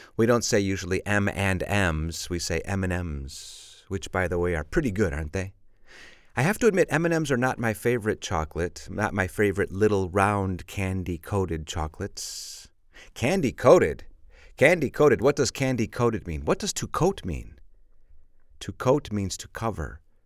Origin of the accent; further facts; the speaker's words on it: Chicago, Illinois, United States; I'm from Chicago, and of course, Chicago is on Lake Michigan